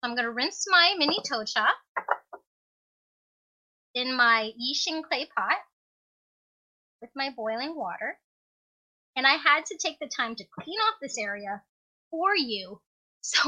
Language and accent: English; Alaska, United States; as a little kid growing up in Alaska as an immigrant